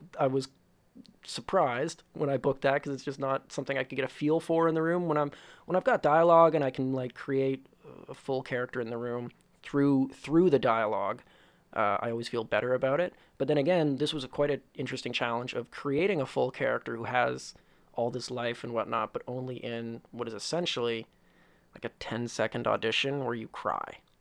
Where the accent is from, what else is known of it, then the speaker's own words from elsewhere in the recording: Woodstock, Ontario, Canada; I come from a very small town. Well, not very small, but a small town called Woodstock, Ontario.